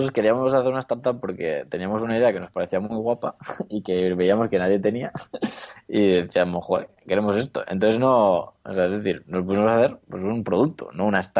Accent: Granada, Andalusia, Spain; Y claro, volvemos a Granada porque yo soy de Granada

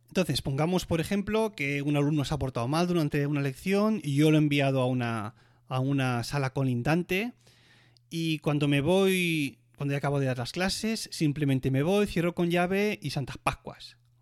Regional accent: Catalonia, Spain; moved away as an adult; now in Switzerland; como decimos catalanes

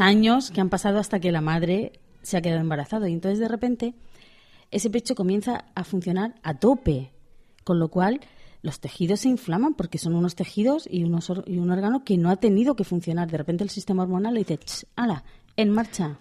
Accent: Pamplona, Navarre, Spain; como soy de Pamplona

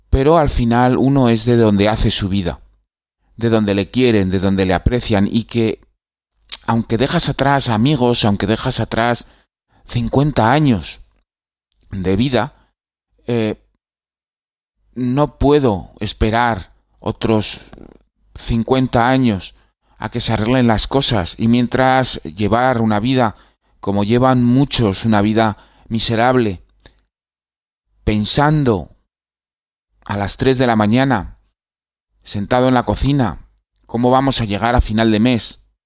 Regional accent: Spain; moved away as an adult; me fui de España

